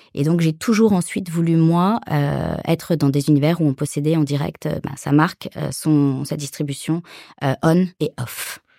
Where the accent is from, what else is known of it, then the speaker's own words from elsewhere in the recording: Paris suburbs, Île-de-France, France; moved away as an adult; also born or lived in Latin America; moi je suis française, née à Paris, j'ai grandi en banlieue parisienne